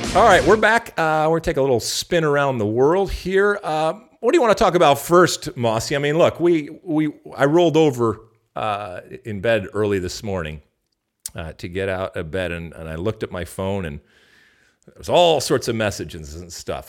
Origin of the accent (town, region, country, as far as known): United States